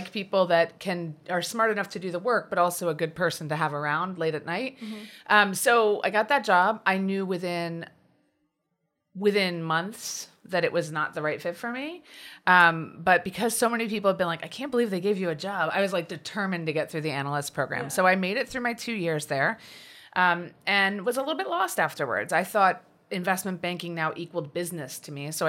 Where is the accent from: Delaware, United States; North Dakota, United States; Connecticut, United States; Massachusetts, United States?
Delaware, United States; Wilmington; I grew up in Wilmington, Delaware, and was the oldest of three kids.